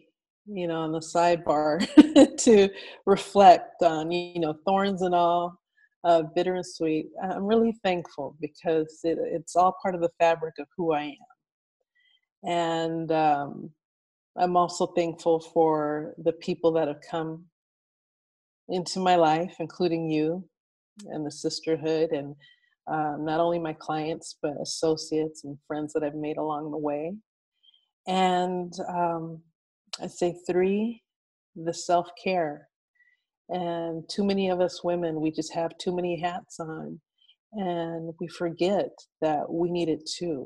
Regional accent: Pasadena, California, United States; I grew up in Pasadena, which is part of Los Angeles County.

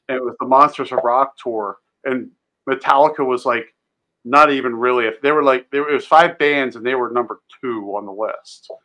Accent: just outside of Philadelphia, Pennsylvania, United States; I grew up just outside of Philly

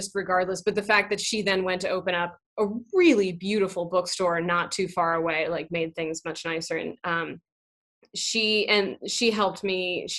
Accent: Pacific Northwest, United States; now in New York, United States; I've lived in New York for the past 15 years now, but I originally came from the Pacific Northwest.

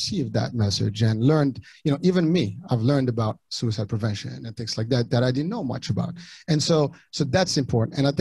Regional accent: Morocco; first language French; Moroccan Arabic; English is a second language; moved away; I was born overseas in Morocco, and English was not my first language. Ultimately I spoke French and the dialect of Arabic

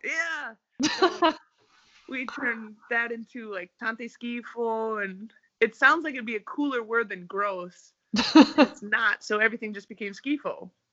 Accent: United States; moved away as an adult; also born or lived in Russia / Italy; now in Sweden; I'm American

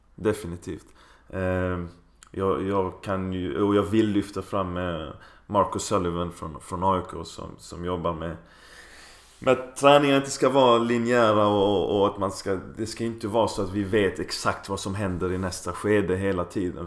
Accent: Skåne, Sweden; Vi är ju bortskämda med det i Skåne

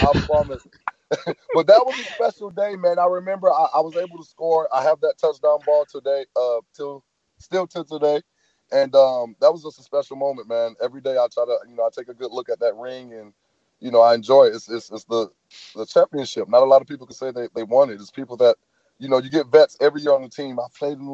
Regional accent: Florida, United States; I'm from Florida

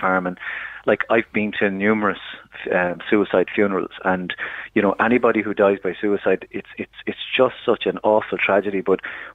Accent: Ireland; being an Irish man

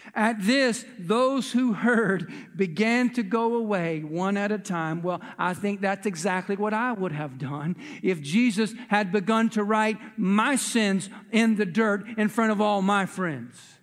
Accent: United States; we as American citizens

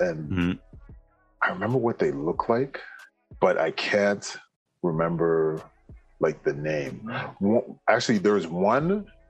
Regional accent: Canada; Someone that was very similar, you know, to me, where we're both Canadian, both West Indian background

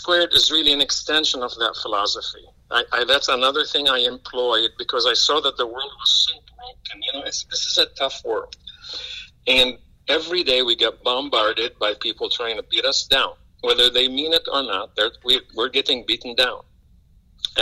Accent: Lebanon; now in Champaign, United States; I was born in Lebanon, about 6,000-7,000 miles away from Illinois

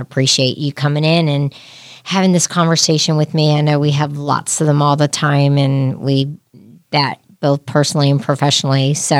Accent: New Jersey, United States; now in Lexington, United States; even though I'm from Jersey.

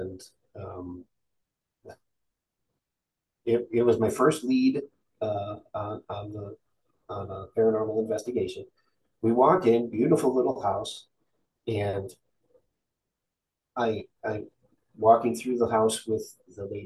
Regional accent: Midwest, United States; because we're from the Midwest

